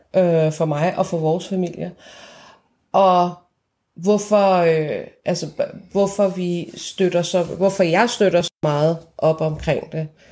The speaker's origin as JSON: {"language": "Danish", "country": "Iran", "moved": "yes", "lives_now": "Denmark", "said": "jeg var fra Iran, og jeg talte farsi med ham"}